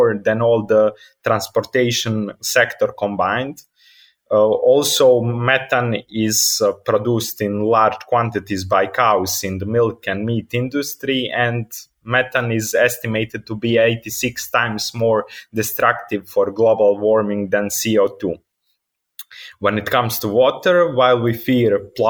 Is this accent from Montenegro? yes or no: yes; Montenegro; I'm from Montenegro. I live in Kotor, where I'm based right now